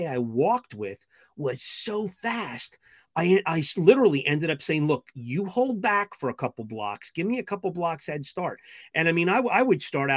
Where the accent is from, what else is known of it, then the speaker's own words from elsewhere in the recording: New Jersey, United States; moved away as an adult; also born or lived in Indiana / West Virginia; now in St. Louis, United States; After 5 years in Indiana, then I spent most of my life in Jersey, New Jersey for 32 years